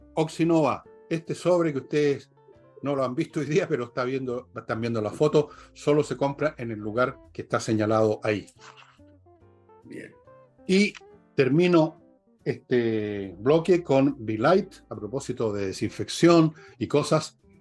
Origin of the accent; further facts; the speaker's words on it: Valparaíso, Chile; cuando yo las vi en el cine de Cabro, la vi en el San Luis, en la punta del Cerro Alegre, en Valparaíso, con toda la patota del barrio